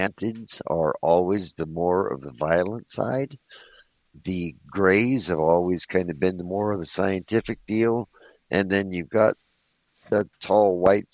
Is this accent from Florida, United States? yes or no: no; Southern California, United States; I grew up in Southern California, down in Mexico